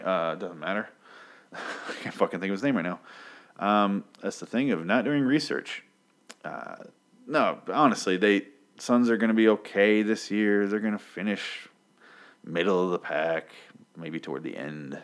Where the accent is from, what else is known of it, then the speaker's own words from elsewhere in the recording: Michigan, United States; moved away; I grew up in Michigan